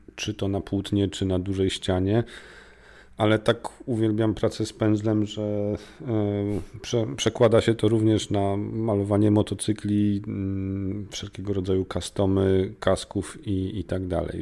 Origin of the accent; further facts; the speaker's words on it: Warsaw, Masovian Voivodeship, Poland; ja jestem z Warszawy